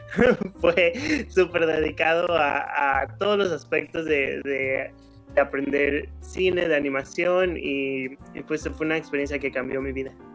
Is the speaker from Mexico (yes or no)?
yes; León, Guanajuato, Mexico; moved away as an adult; now in Los Angeles, United States; soy de León, Guanajuato, y ya llevo 15 años viviendo aquí en Los Ángeles